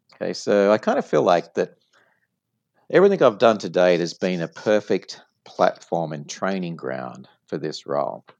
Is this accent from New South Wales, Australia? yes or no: yes; Sydney, New South Wales, Australia; moved away as an adult; now in United States; from my accent you probably noticed that i'm uh, not from the us i like to tell people that i'm from way down south and so born uh, in sydney australia